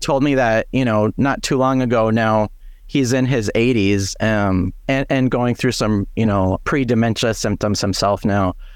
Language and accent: English; Fargo, North Dakota, United States; moved away as an adult; now in Twin Cities, United States; growing up in Fargo, North Dakota